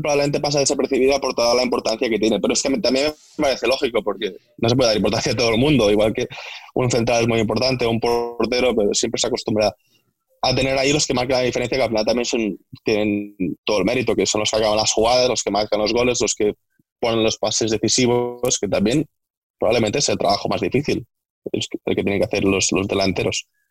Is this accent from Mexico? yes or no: no; Ulldecona, Catalonia, Spain; moved away as an adult; now in England; soy de un pueblo que se llama Videcona, que está muy lejos, está a una hora de Reus